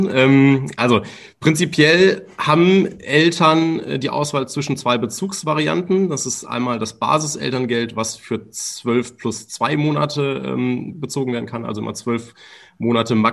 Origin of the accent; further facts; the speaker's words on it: Remscheid, North Rhine-Westphalia, Germany; weil wir hauptsächlich äh, hier in NRW, also wir kommen selber aus Remscheid, ähm, vor Ort tätig waren